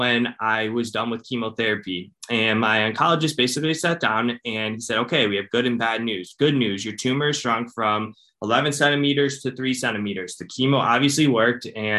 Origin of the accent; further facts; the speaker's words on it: Cleveland, Ohio, United States; I'm from Ohio. I'm from Cleveland, Ohio